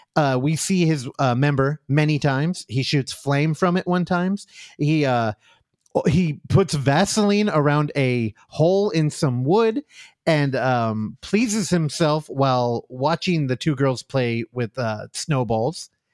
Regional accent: United States; as an American

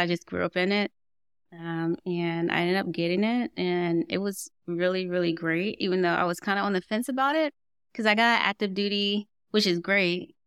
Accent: Portsmouth, Virginia, United States; I grew up in Portsmouth, Virginia.

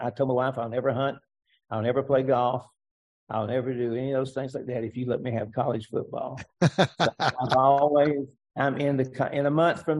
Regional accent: Atlanta, Georgia, United States; now in Jacksonville, United States; I was born in Atlanta, Georgia.

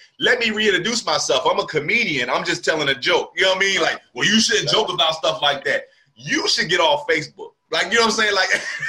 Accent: Camden, New Jersey, United States; also born or lived in Willingboro, New Jersey; now in North Carolina, United States; me growing up in Camden and Willowboro

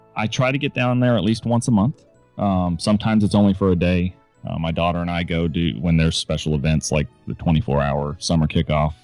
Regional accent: Florida, United States; also born or lived in California; Grew up my younger years in California and the rest of my life in Florida.

